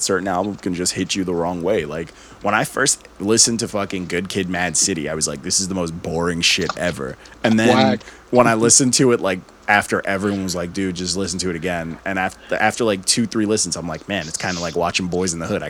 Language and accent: English; Elmont, New York, United States; where I'm from Elmont